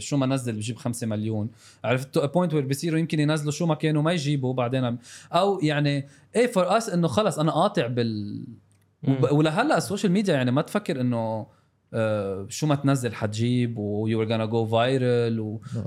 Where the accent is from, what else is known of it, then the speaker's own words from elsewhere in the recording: South Lebanon, Lebanon; انا من الجنوب